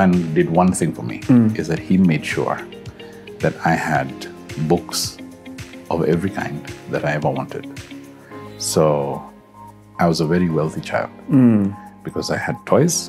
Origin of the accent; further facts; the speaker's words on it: Nairobi, Kenya; So I was born in Nairobi, mm-hmm. at Pumwani Maternity Hospital.